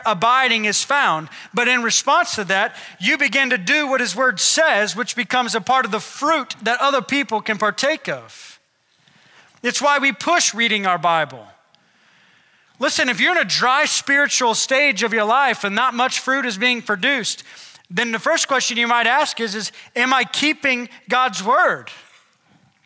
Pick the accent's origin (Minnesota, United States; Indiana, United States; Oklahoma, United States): Oklahoma, United States; we're from Oklahoma